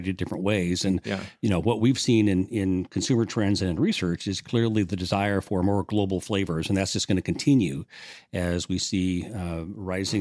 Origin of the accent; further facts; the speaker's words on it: Kansas City, United States; also born or lived in Eastern North Carolina; I come from Kansas City, but I spent a lot of time in Eastern North Carolina.